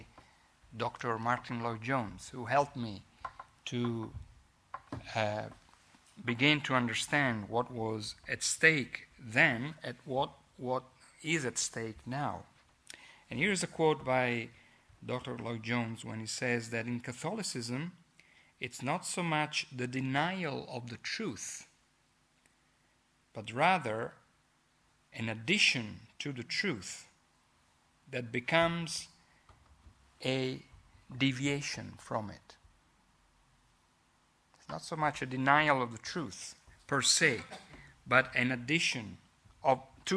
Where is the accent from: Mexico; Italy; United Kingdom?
Italy; accent: Italian; English is a second language; I hope that you will bear with my Italian accent. If you don't, I can easily speak Italian